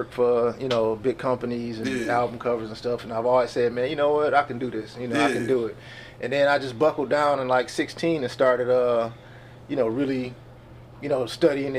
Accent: Highland Park, Michigan, United States; I was born in Highland Park

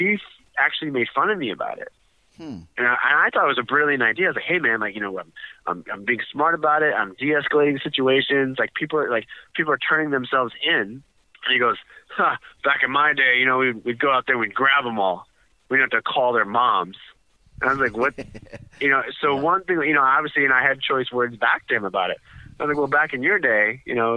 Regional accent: Chicago, Illinois, United States; this is my hometown

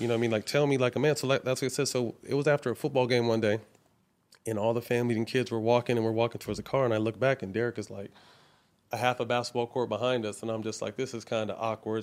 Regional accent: Sacramento, California, United States; now in Los Angeles, United States; Seven Leaves up in Sacramento in my hometown

